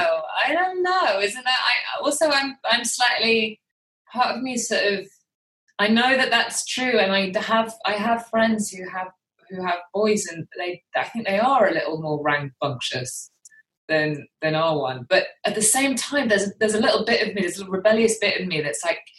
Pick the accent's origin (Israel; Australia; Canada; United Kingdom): United Kingdom; accent: British; I think because of my accent, because I'm the anomaly in my family. I'm the one with the British accent.